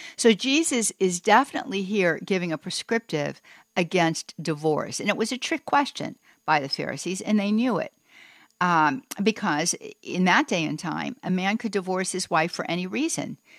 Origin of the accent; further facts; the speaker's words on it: Pittsburgh, Pennsylvania, United States; I grew up in Pittsburgh, so you know there is no plural for the word you.